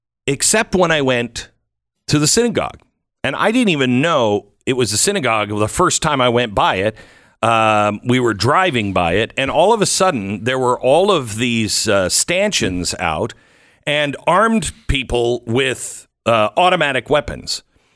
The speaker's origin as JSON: {"language": "English", "region": "Texas", "country": "United States", "tie": "born or raised there", "said": "So here in my home state of Texas, Patriot Mobile has been involved in a lot of school board meetings"}